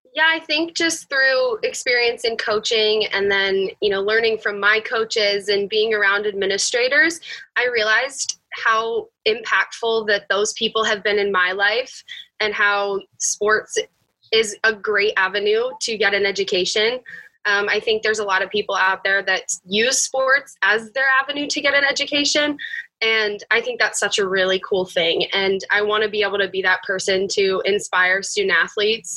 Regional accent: Bel Air, Maryland, United States; moved away as an adult; now in St. Louis, United States; I'm from Bel Air, Maryland.

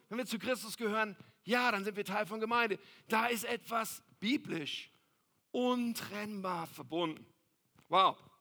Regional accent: Ennepetal, North Rhine-Westphalia, Germany; ich bin aufgewachsen in Ennepetal.

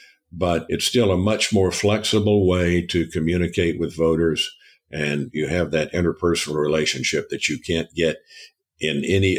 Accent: Fort Worth, Texas, United States; Fort Worth.

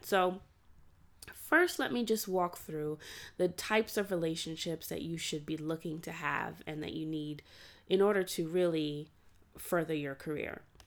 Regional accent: New York City, New York, United States; also born or lived in Atlanta, Georgia; before going to college, I grew up in Brooklyn

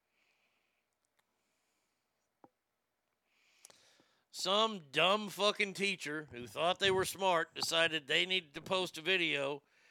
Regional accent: Texas, United States; I'm a Texan.

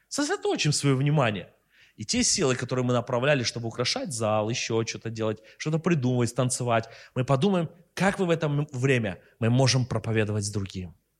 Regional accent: Russia; мы из России

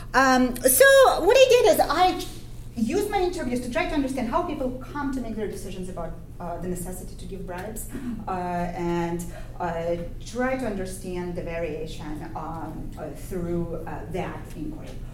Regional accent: Ukraine; moved away; my own experience growing up in Ukraine

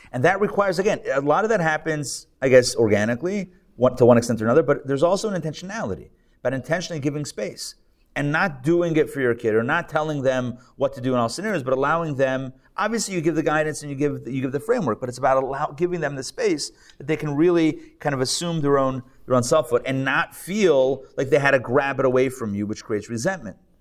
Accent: Israel; I'm Israeli, by the way. I was born in Israel

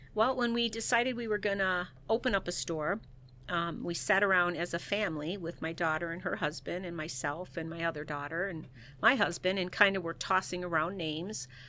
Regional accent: Chicago, Illinois, United States; moved away as an adult; now in Saint Charles, United States; I am originally from the Chicagoland area

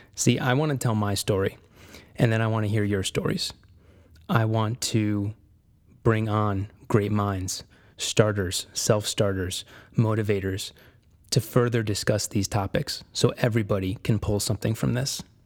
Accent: Connecticut, United States; moved away as an adult; I was born and raised in Connecticut

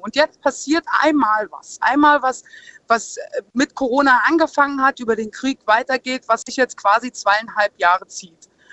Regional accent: Saarland, Germany; bei uns im Saarland

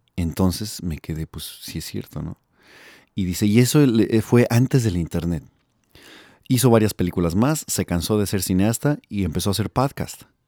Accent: Mexico City, Mexico; also born or lived in Milwaukee, Wisconsin, United States; now in Los Angeles, United States; soy del DF. Eh, nací en la Ciudad de México y me vine a Gringolandia en el 99, entonces ya llevo aproximadamente 16 años acá

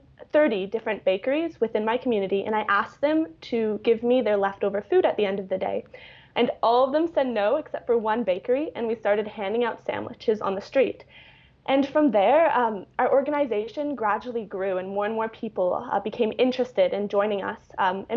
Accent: Vancouver, British Columbia, Canada; moved away as an adult; I come from Vancouver, Canada, which is a very wealthy city

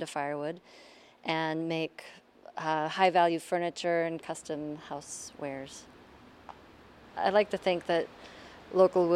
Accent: Missoula, Montana, United States; also born or lived in Brooklyn, New York; now in Warwick, United States; I grew up in Montana, in Missoula

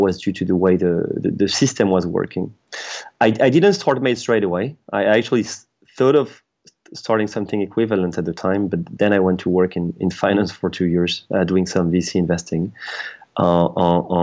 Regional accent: France; moved away as an adult; now in United Kingdom; I'm French. I was born in France, raised there, and I've been living in France for the first, I'll say, I'm trying to remember, 27 years of my life.

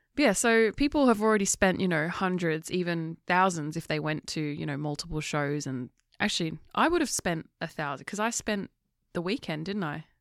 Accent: England, United Kingdom; I'm English

